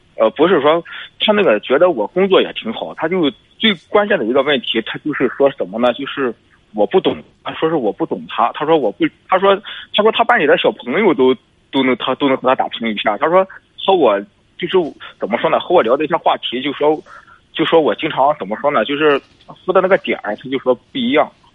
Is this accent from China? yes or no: yes; Zhangqiu, Shandong, China; 我老家是张秋的